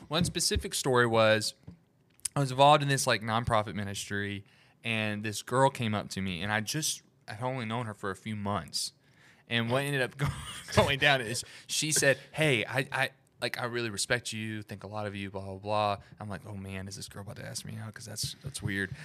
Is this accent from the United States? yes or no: yes; Alabama, United States; I'm from the South, from Alabama